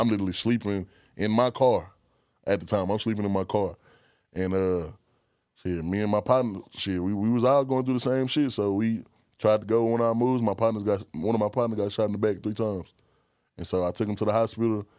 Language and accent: English; Texas, United States; I'm from Texas